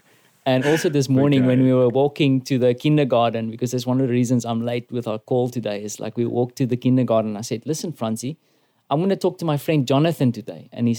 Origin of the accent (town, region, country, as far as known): South Africa